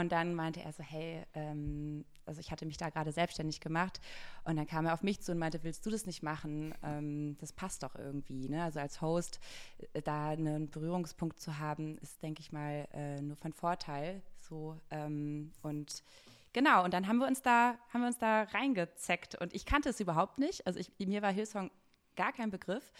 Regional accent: Bielefeld, North Rhine-Westphalia, Germany; moved away as an adult; now in Hamburg, Germany; ich bin aus Bielefeld

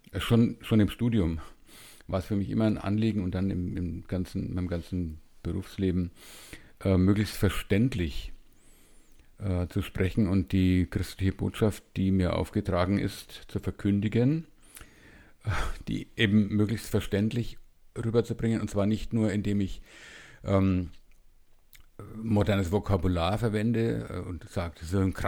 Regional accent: Bavaria, Germany; born there; now in Munich, Germany; Also ich bin in München und das seit äh, 38 Jahren, glaube ich. Also ein Wahlmünchner, gebürtiger Franke.

